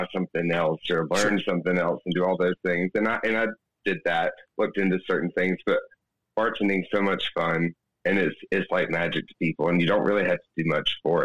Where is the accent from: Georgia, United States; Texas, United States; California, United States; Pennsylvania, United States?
Georgia, United States; an hour south of Atlanta; moved away as an adult; now in Birmingham, United States; I'm originally from an hour south of Atlanta, but I started bartending in Atlanta, Georgia, for about 9 years there, and now I live in Birmingham, Alabama